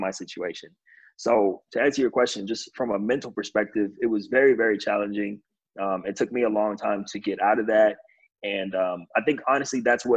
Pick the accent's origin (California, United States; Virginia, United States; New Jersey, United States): California, United States; also born or lived in New York; I'm from California